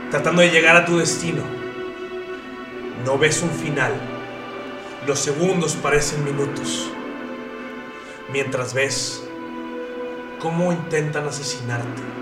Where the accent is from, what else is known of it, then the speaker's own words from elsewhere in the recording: Monterrey, Nuevo León, Mexico; Yo soy de Monterrey